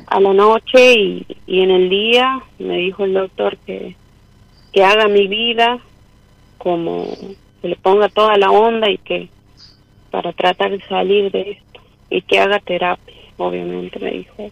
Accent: San Fernando del Valle de Catamarca, Catamarca, Argentina; soy de Catamarca Capital

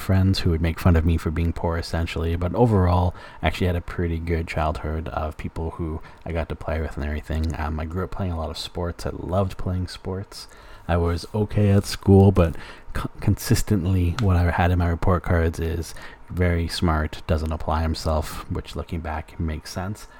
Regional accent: Alberta, Canada; moved away as an adult; now in British Columbia, Canada; growing up in Alberta, I grew up

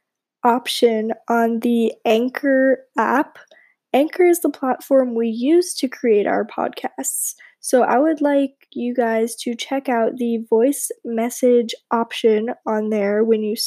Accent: Palm Beach, Florida, United States; I am originally from Palm Beach, Florida

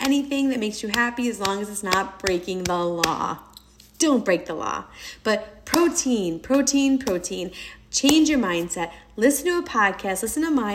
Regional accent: New York, United States; I am a New Yorker. My dad is Brazilian

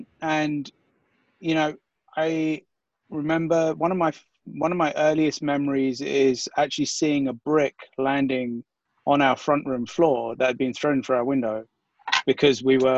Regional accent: London, United Kingdom; moved away as an adult; also born or lived in New York; I was born and raised in East London, not too far from West Ham is probably the most popular club in the area.

